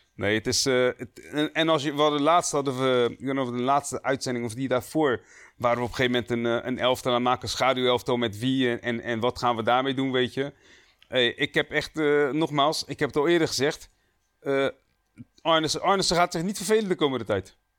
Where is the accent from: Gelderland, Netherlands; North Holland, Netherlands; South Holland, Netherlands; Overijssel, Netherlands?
South Holland, Netherlands; Rotterdam; we zijn alle drie geboren en getogen in Rotterdam